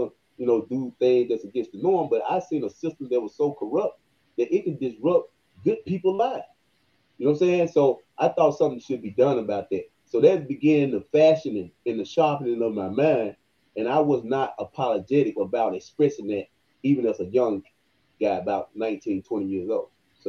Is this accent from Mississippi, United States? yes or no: yes; Senatobia, Mississippi, United States; young man growing up in Senatobia, Coldwater area, going to the churches. I was brought up in the church.